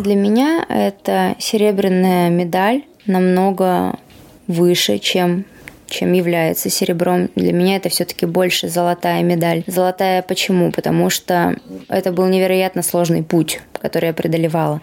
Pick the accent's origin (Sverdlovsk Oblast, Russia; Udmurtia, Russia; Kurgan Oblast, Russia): Sverdlovsk Oblast, Russia; Yekaterinburg; now in Moscow, Russia; в моем родном городе